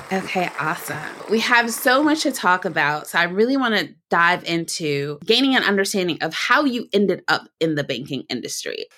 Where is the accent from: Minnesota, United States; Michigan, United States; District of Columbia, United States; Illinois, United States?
Michigan, United States; Detroit; Detroit, Michigan, which is my hometown